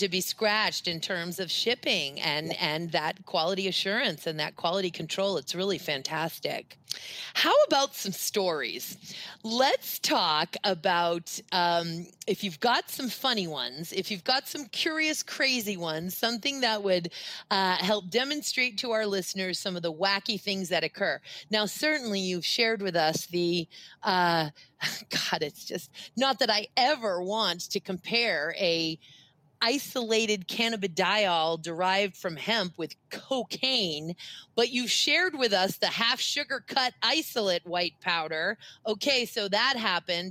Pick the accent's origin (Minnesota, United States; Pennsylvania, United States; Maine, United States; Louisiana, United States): Maine, United States; Waterville; a gal that I grew up with in Waterville, Maine